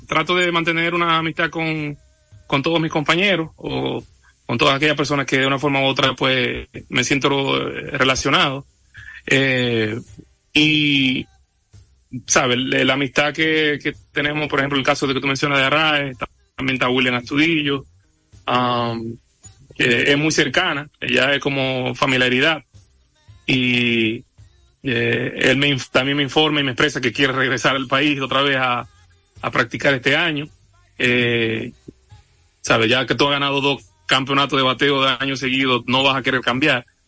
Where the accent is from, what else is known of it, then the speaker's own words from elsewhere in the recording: Dominican Republic; Yo no puedo cambiar mi nacionalidad, yo soy dominicano